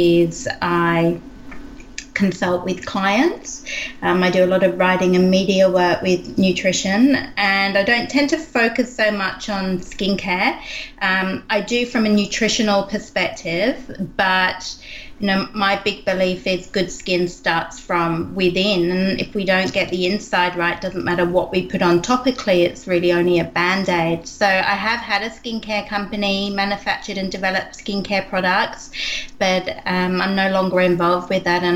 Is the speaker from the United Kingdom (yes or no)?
yes; England, United Kingdom; moved away; I grew up in England and I trained in skincare